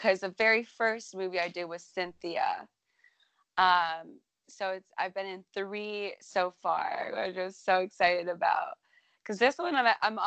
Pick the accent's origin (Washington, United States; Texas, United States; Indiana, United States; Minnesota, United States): Minnesota, United States; my home state of Minnesota